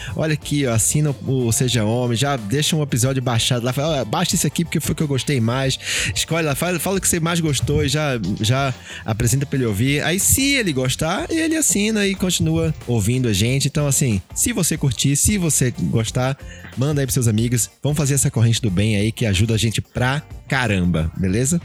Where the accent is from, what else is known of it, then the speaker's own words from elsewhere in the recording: Pernambuco, Brazil; now in São Paulo, Brazil; Eu, eu não sou de São Paulo, sou de Pernambuco